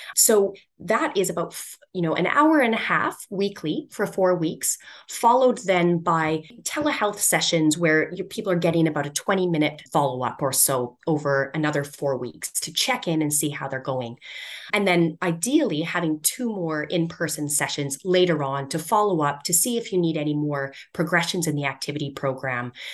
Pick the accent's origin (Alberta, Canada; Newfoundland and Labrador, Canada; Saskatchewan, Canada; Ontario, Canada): Alberta, Canada; Edmonton; I grew up in Edmonton in Canada, and our city is just known for boxed boring cookie cutter square buildings